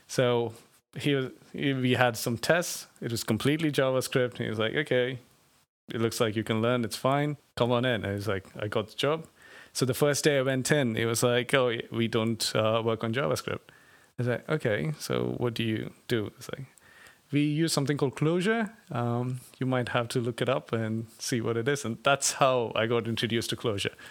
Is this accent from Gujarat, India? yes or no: no; Bangalore, Karnataka, India; I come from India, um, a city called Bangalore in the south of India.